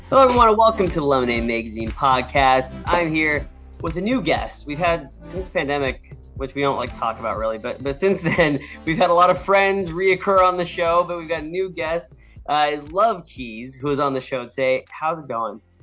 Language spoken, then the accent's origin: English; West Coast, United States; I grew up on the West Coast